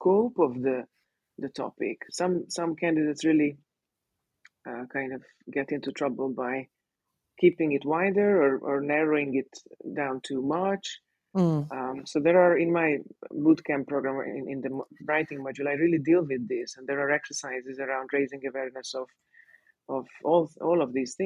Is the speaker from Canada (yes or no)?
no; Hungary; first language Hungarian; English is a second language; moved away as an adult; also born or lived in Sydney, Australia; now in Mexico; my mother tongue is Hungarian